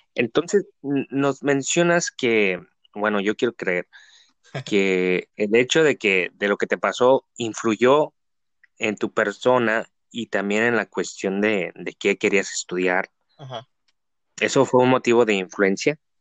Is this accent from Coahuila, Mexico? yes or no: no; Tijuana, Baja California, Mexico; Somos de la ciudad de Tijuana